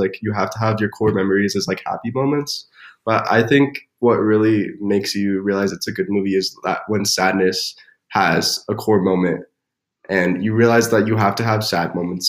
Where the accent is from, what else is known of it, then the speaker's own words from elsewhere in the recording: Cody, Wyoming, United States; also born or lived in Whitehall; I hail from Cody, Wyoming